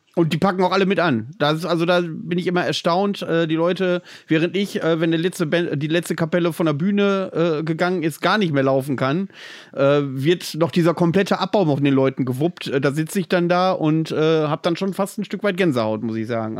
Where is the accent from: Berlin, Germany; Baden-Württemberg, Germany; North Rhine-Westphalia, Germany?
North Rhine-Westphalia, Germany; near Bielefeld; now in Greifswald, Germany; aus meiner alten Heimat, aus der Nähe von Bielefeld